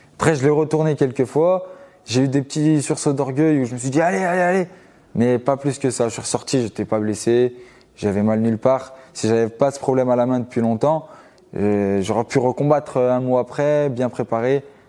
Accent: Givors, Auvergne-Rhône-Alpes, France; à Givor, c'est la ville où, où je vis actuellement et là où j'ai grandi. C'est à vingt kilomètres de Lyon

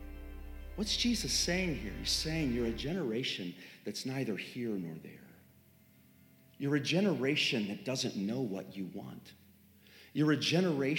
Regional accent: Three Mile Island area, Pennsylvania, United States; now in Franklin, United States; That's my hometown, literally

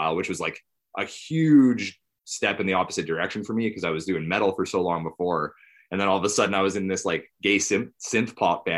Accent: High River, Alberta, Canada; I was born in High River, raised here

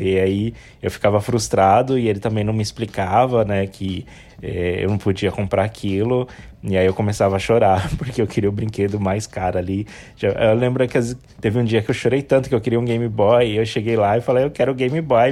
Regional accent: São Paulo, Brazil; Eu nasci no hospital, mas eu não lembro qual hospital, mas eu nasci no, em São Paulo, na capital, em São Paulo mesmo, no estado de São Paulo, na cidade de São Paulo

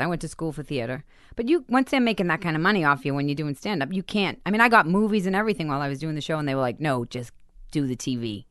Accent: Boston, Massachusetts, United States; moved away; I grew up in Boston, fist fighting, crazy

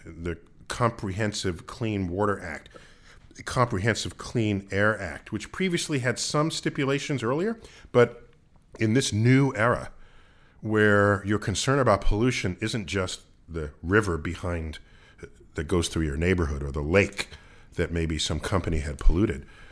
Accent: New York City, New York, United States; I growing up in the Bronx

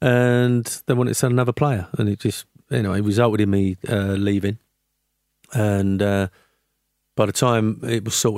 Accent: Canning Town, London, United Kingdom; also born or lived in Forest Gate; West Ham, I was born in Forest Gate, brought up in Canning Town, West Ham boy.

